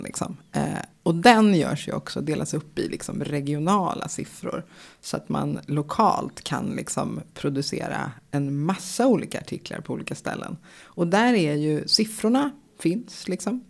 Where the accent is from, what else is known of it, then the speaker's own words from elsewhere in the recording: Stockholm, Stockholm County, Sweden; I Bromma där jag växte upp